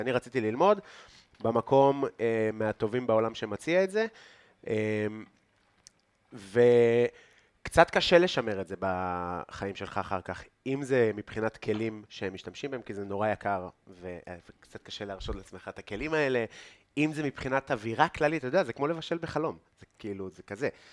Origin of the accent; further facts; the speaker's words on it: Afula, Northern District, Israel; אני מעפולה, אז אנחנו באמת מגיעים כאילו מאותו אזור בארץ, כן. אנחנו מעמק יזרעאל